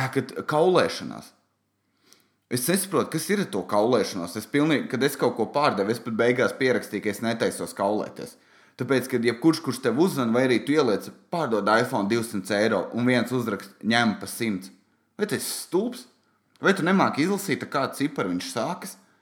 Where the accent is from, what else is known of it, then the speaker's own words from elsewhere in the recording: Valmiera, Valmiera Municipality, Latvia; es esmu no Valmieras